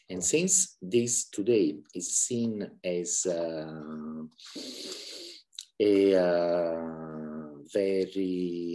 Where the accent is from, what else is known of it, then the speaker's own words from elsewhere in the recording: Italy; moved away as an adult; now in Budapest, Hungary; I was born in Italy, but I married a Hungarian, and we have been moving around a lot